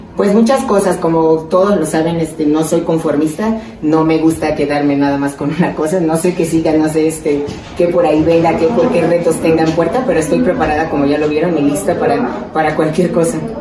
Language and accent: Spanish; Panama; now in Mexico; por ser panameña, por ser mexicana